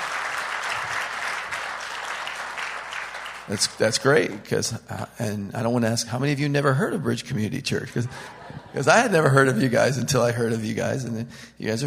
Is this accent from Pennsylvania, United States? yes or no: yes; Pennsylvania, United States; now in Connecticut, United States; I'm from Pennsylvania, but I live in Connecticut